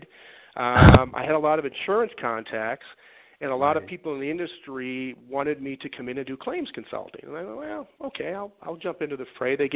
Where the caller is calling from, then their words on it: Denver, Colorado, United States; Uh, beautiful Denver, Colorado.